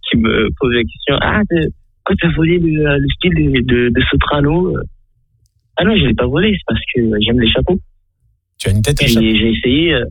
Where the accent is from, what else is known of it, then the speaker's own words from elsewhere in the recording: Navrongo, Upper East, Ghana; moved away; Je suis né le 19-10-92 au Ghana, dans une petite ville qui s'appelle Navrango.